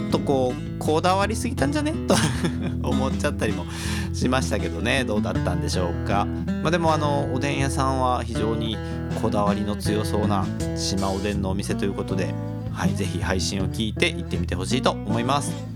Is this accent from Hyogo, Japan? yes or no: yes; Kobe, Hyogo, Japan; 神戸っ子